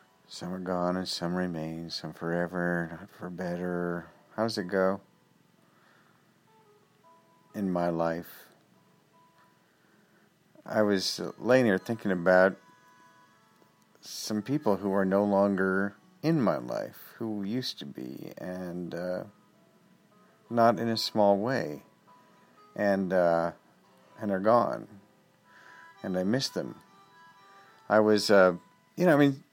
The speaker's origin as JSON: {"language": "English", "region": "West Coast of America", "country": "United States", "said": "I'm from the West Coast of the America."}